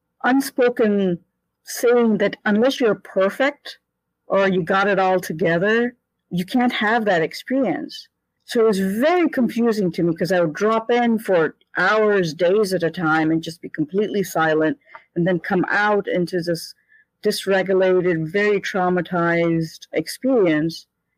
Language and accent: English; India; born there; Well, I was born in India and I had an experience of source very quickly